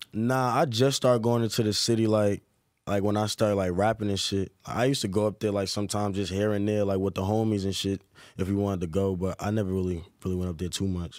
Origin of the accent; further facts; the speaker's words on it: Newark, New Jersey, United States; growing up in Newark was fun